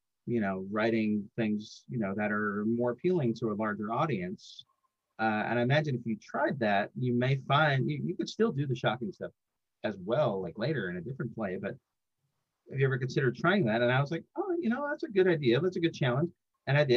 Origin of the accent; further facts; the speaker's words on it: New York, United States; now in Atlanta, United States; I grew up actually up here in New York. I grew up in New York. I moved down south